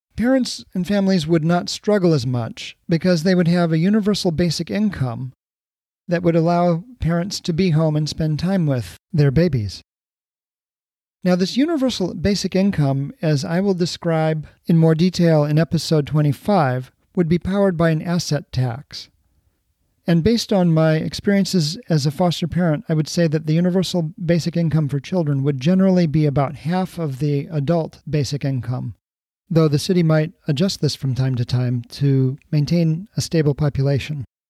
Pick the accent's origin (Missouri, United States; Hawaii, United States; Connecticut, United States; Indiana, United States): Hawaii, United States; Honolulu; moved away; also born or lived in Columbus, Ohio; my immigrant friends growing up in Honolulu